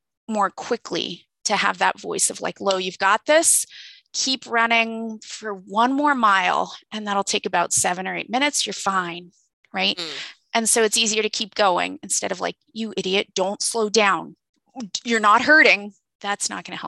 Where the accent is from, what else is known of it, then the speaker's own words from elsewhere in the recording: California, United States; now in East Coast, United States; I'm from California